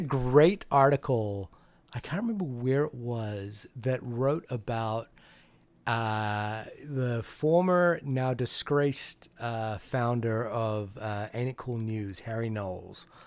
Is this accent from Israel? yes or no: no; New Zealand; also born or lived in Fiji; now in United States; I've always thought of myself as a New Zealander